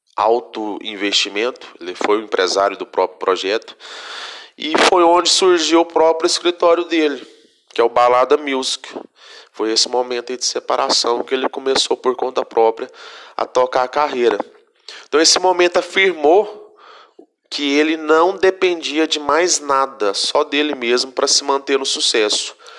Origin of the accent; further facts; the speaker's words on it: Vazante, Minas Gerais, Brazil; eu sou do, de Vazante, 80 quilômetros da terra natal dele, ali no noroeste de Minas Gerais